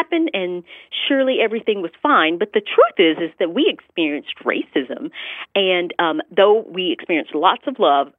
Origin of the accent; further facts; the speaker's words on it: the South, United States; growing up in the South, I had a great childhood, but I definitely experienced some blatant racism